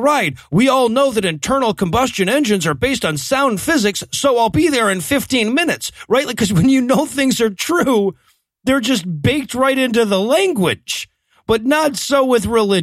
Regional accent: Waycross, Georgia, United States; the streets of my hometown

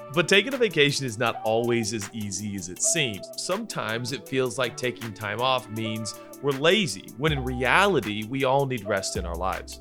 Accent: United States; we were born and bred in the United States of America

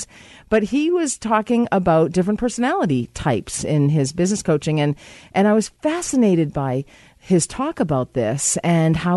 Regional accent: Ireland; we're both Irish

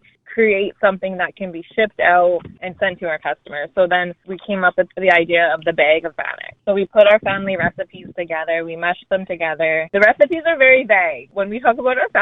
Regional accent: White Bear First Nations, Saskatchewan, Canada; I'm from White Bear First Nations

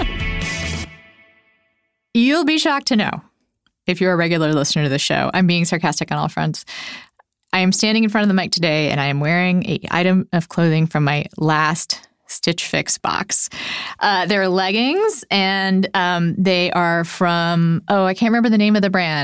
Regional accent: Texas, United States; also born or lived in Puerto Rico; now in Minnesota, United States; I lived most of my life in Texas. I was born in Puerto Rico

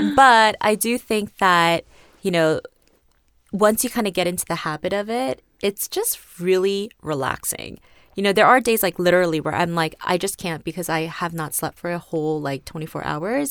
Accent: South Korea; moved away; also born or lived in New York; I grew up in Korea until college. I grew up in New York first, moved to Korea at the end of elementary school, and was there until college

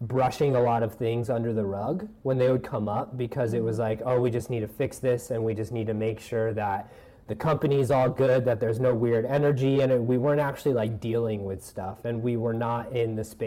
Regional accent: Denver, Colorado, United States; moved away as an adult; also born or lived in Bayside, Queens, New York; now in New York, United States; I grew up in Denver, Colorado

